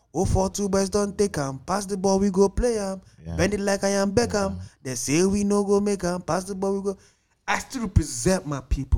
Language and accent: English; Udi, Enugu State, Nigeria; I'm from Udi.